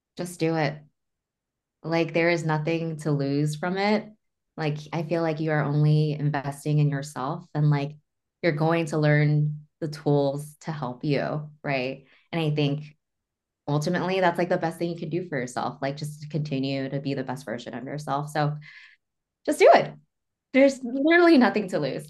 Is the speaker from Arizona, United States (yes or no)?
no; Northridge, California, United States; I am from Northridge